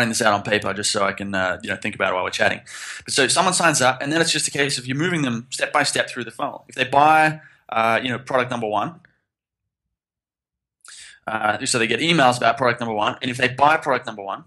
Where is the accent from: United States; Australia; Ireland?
Australia; Sydney, New South Wales; moved away as an adult; also born or lived in Philippines; now in Thailand; I grew up in Sydney